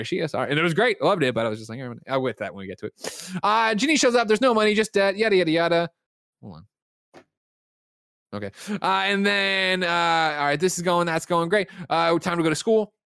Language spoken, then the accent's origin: English; Glen Ellyn, Illinois, United States; Shot in Glen Ellyn, Illinois, my hometown.